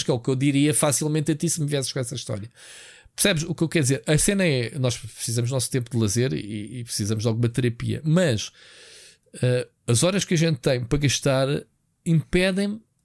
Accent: Portugal; eu sou português

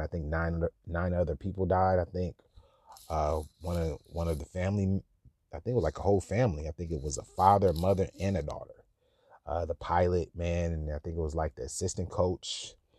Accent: Sacramento, California, United States; I'm from Sacramento

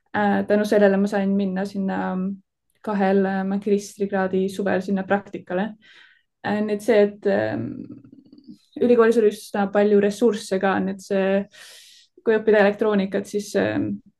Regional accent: Tallinn, Harju County, Estonia; now in Delft, Netherlands; ma kasvasin üles Tallinnas

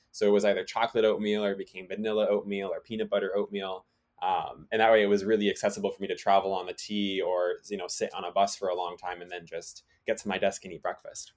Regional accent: Massachusetts, United States; growing up in Massachusetts

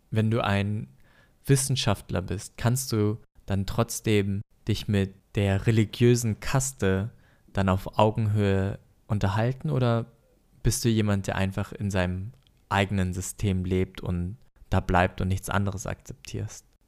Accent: Germany; wir eh gerade als Deutsche weniger in die Kirche gehen

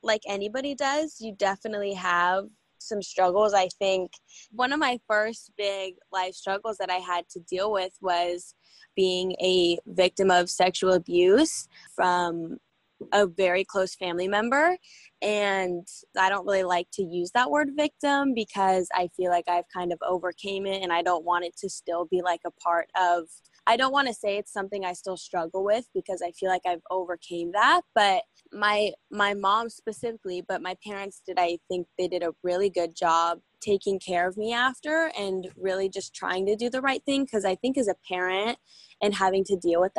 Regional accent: United States; I was born in Washington, grew up, you know, with my family

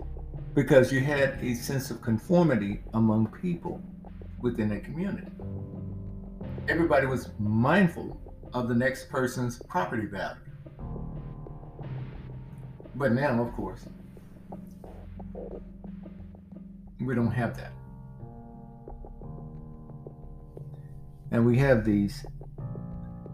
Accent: Mississippi, United States; I grew up in Mississippi where they didn't have HOAs

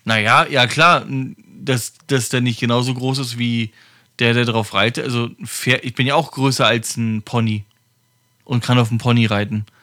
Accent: Germany; bei uns in Deutschland

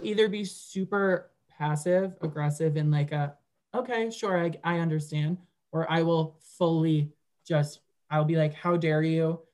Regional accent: Westchester, New York, United States; moved away as an adult; I grew up and lived in Westchester until literally August of this year

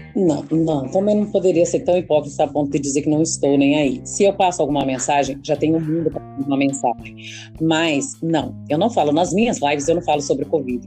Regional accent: interior of Paraná, Brazil; Como aqui eu sou do interior do Paraná, a gente fuma muito paeiro.

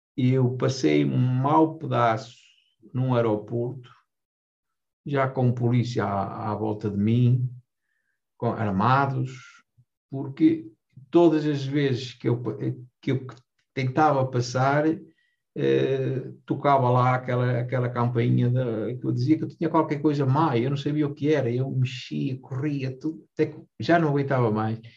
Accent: Vilarelho, Portugal; Eu nasci cá, em, no Vilarelho, fiz casa em Vilarelho

